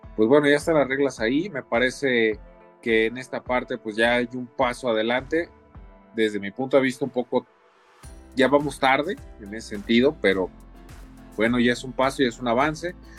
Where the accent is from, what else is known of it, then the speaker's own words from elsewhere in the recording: Mexico; cada uno de nosotros como mexicanos